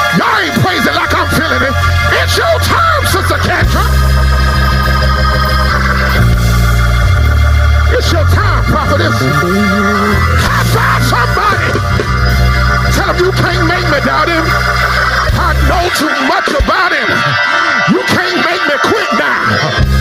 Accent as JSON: {"language": "English", "region": "Florida", "country": "United States", "said": "I'm not from Texas, but I'm from Florida."}